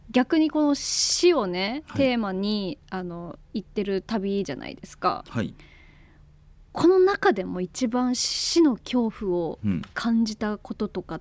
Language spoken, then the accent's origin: Japanese; Sakai, Fukui, Japan; moved away; そもそも私の実家なん、うん、実家の近くなんで。